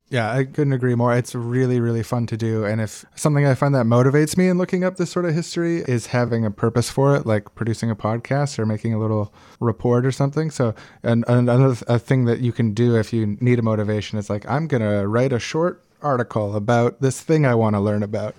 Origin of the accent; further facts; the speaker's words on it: Winnipeg, Manitoba, Canada; I grew up in Winnipeg, and mosquitoes are a major problem there